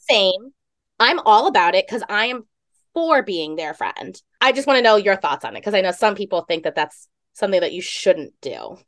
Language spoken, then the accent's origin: English; East Coast, United States; Growing up on the East Coast